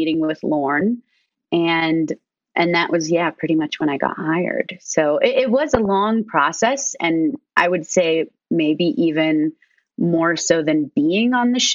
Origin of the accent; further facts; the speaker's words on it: Arizona, United States; moved away; also born or lived in Chicago; I was like from Arizona